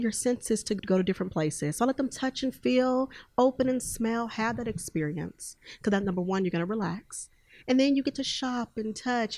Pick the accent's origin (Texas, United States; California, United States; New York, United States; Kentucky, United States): Texas, United States; Houston; now in Oklahoma City, United States; i'm originally from houston texas and i now reside in oklahoma city